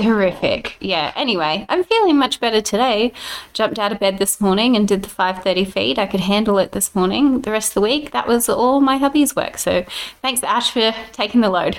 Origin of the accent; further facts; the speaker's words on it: Brisbane, Queensland, Australia; because I grew up in Brisbane